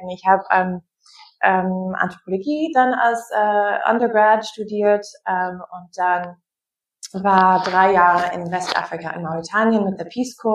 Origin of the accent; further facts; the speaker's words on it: Wisconsin, United States; ich bin Amerikanerin, wie du gesagt hast. Ich bin in Wisconsin aufgewachsen